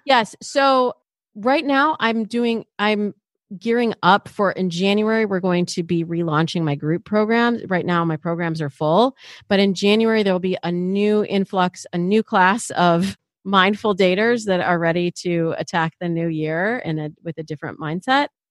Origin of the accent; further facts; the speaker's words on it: Michigan, United States; I'm from Michigan